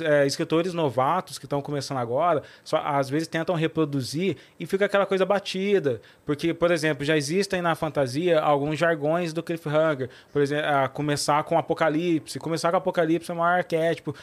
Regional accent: Cruzeiro, São Paulo, Brazil; moved away; lá na minha cidade, lá em Cruzeiro

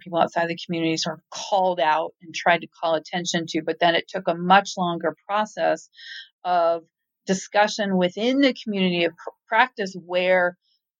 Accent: Tacoma, Washington, United States; now in Newport, United States; I'm originally from Tacoma

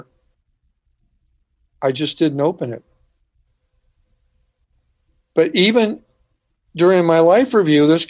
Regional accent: Santa Cruz, California, United States; I'm from Santa Cruz, California

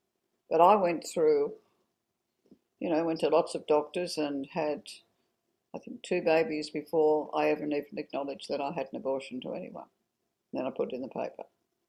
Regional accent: Orange, New South Wales, Australia; born there; Well, I was born in Orange, and my father in 1941, and my father was away at the war.

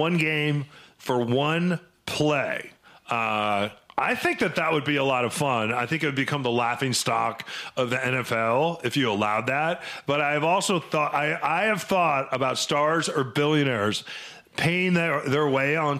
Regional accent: Illinois, United States; now in Seattle, United States; growing up in Illinois, not far from Detroit

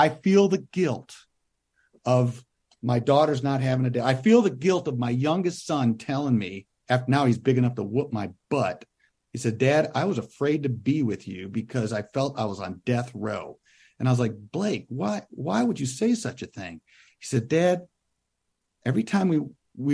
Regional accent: Western New York, United States; moved away; as a kid growing up in Western New York

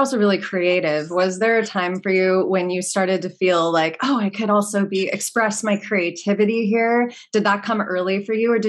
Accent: Los Angeles, California, United States; I grew up in Pacific Palisades, which is like the suburb of LA. Back when it was still a mom and pop community and I had horses.

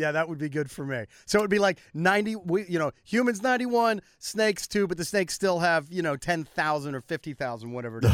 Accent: United States; I'm an American

